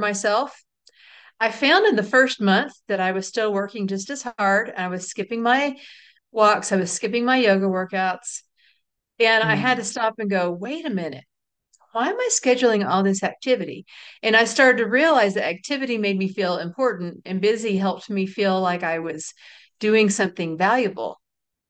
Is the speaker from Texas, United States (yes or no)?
yes; Texas, United States; We're from Texas